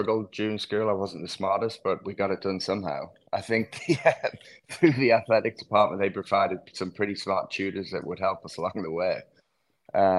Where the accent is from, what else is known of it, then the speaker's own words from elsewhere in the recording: England, United Kingdom; moved away; also born or lived in Louisville; growing up in England